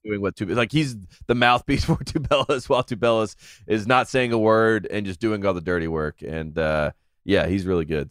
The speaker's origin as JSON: {"language": "English", "town": "Henderson", "region": "North Carolina", "country": "United States", "tie": "born or raised there", "said": "my hometown, Henderson, is, you know, about three and a half hours from Charlotte"}